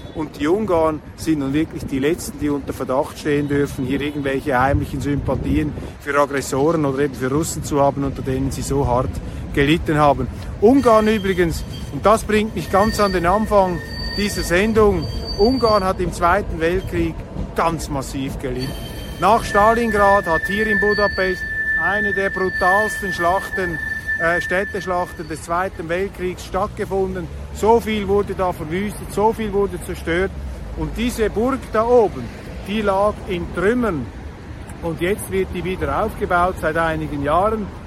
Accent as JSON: {"language": "German", "country": "Switzerland", "said": "als Schweizer"}